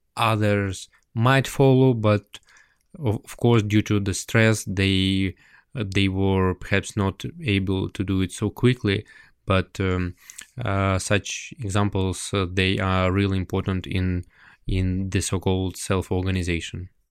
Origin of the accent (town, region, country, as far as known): Ukraine